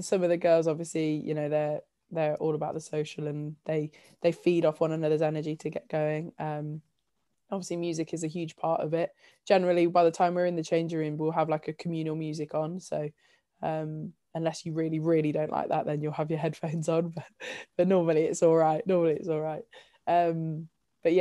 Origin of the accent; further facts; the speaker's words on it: Leicestershire, East Midlands, United Kingdom; growing up in Leicestershire and still having loads of my family here